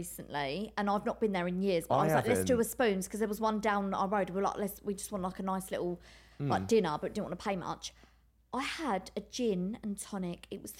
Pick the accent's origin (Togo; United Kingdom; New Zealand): United Kingdom; Maidstone, South East England; now in London, United Kingdom; I'm from Maidstone originally, Maidstone, Kent.